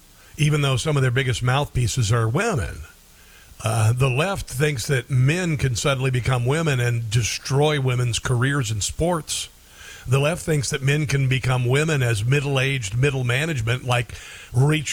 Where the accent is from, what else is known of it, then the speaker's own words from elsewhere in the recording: Omaha, Nebraska, United States; I grew up in Omaha